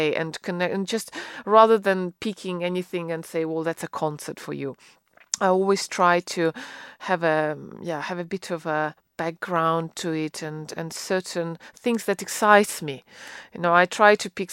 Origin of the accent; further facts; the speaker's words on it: Russia; moved away as an adult; now in United Kingdom; where I grew up in Russia